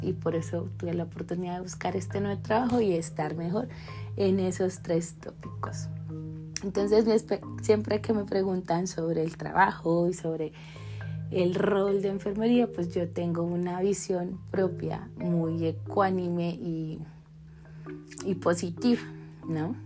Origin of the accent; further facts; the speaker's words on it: Colombia; en mi país Colombia generalmente tenemos 10 semestres